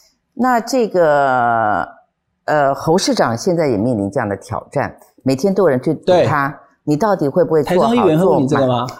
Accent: Taichung, Taiwan; 那我因为我是台中人，那台中就是我的家，那台中市民就是我的家人

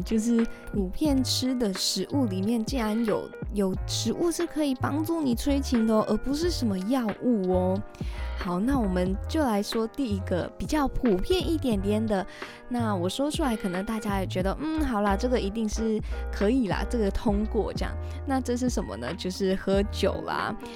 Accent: Malaysia; 我是马来西亚人

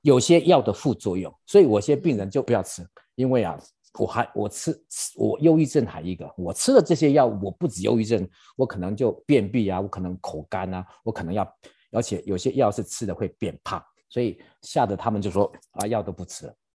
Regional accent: Taiwan; now in United States; 我们台湾人

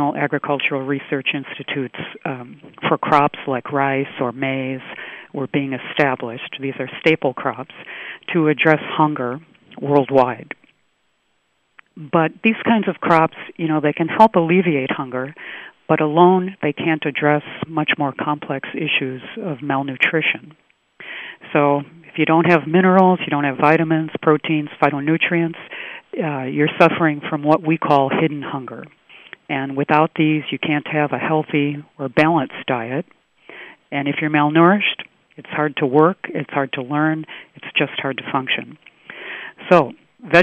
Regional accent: United States; moved away as an adult; also born or lived in Singapore; now in Tainan, Taiwan; I'm originally from the U.S.

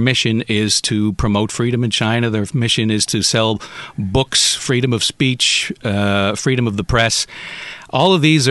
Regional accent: Canada; moved away; As a Canadian

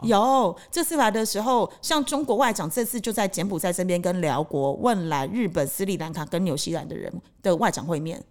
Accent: Taiwan; now in Cambodia; 我台湾人

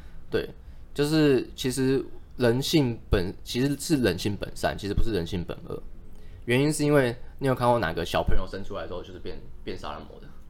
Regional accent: Taiwan; 我们其实台湾人

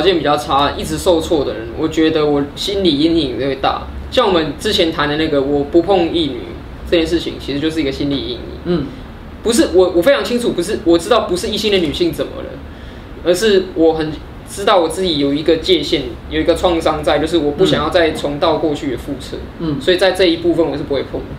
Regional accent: Taipei, Taiwan; 比如说我是台北人、天龙人，嗯，比如说我是汉人

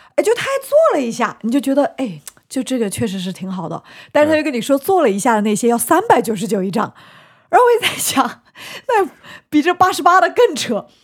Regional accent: Shanghai, China; 我是在我们上海很大的一个医院

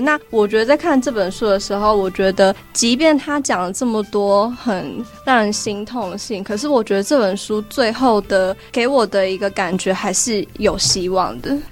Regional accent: Taiwan; 因为我是在台湾出生嘛，然后自己的，小时候也不会讲越南话，所以就会，自己的身份认同会觉得自己是台湾人

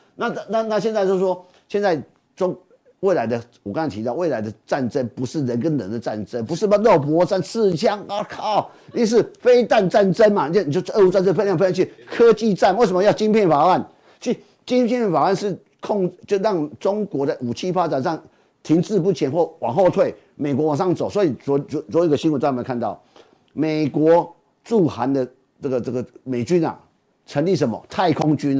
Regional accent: Taiwan; 其实我们台湾人哦，就觉得说台北加高雄很远

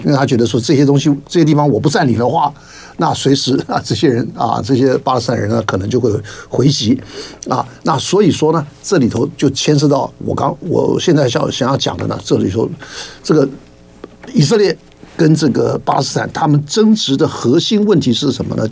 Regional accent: Taiwan; 我们台湾这边的老百姓的这个生活

